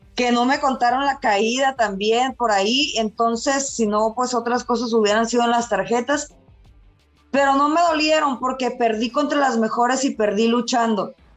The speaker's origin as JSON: {"language": "Spanish", "town": "Culiacán", "region": "Sinaloa", "country": "Mexico", "moved": "as an adult", "lives_now": "Guadalajara, Mexico", "said": "un apellido muy típico de allá de mi tierra de Culiacán"}